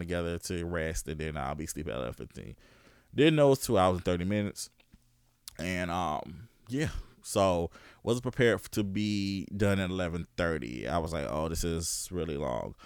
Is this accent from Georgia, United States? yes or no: yes; Augusta, Georgia, United States; I was born in Georgia. I was born in Augusta